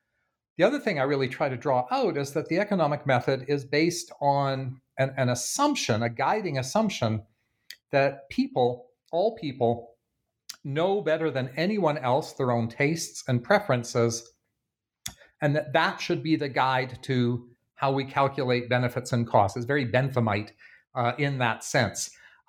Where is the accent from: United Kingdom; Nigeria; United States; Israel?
United States; Bloomington, Indiana; There was an interesting case in my hometown of Bloomington, Indiana, over the past month